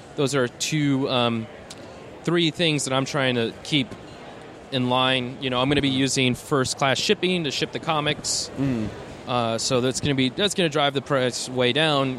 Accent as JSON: {"language": "English", "town": "Tucson", "region": "Arizona", "country": "United States", "said": "I'm from Tucson"}